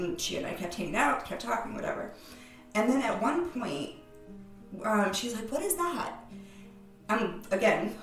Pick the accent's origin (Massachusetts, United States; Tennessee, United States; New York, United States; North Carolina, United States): Massachusetts, United States; Cape Cod; I'm from Cape Cod